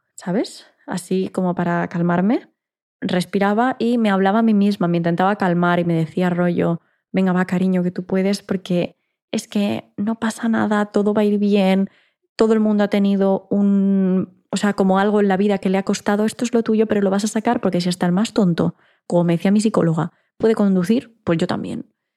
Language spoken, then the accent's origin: Spanish; Ibiza, Balearic Islands, Spain; moved away as an adult; now in Barcelona, Spain; mi ciudad natal, que es Ibiza, es una isla pequeña